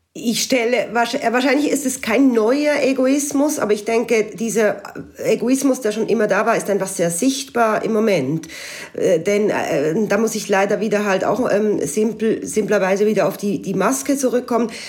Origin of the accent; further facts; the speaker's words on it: Switzerland; moved away as an adult; now in Alsace, France; als Schweizerin, und die allerdings seit einigen Jahren im nahen Elsass lebt